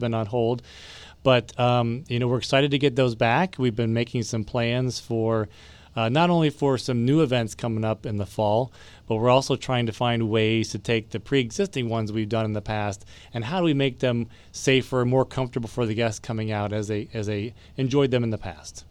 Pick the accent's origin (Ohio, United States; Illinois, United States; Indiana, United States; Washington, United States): Ohio, United States; moved away; I come from Ohio, so we have a, some very good, uh, Indian cuisine up there as well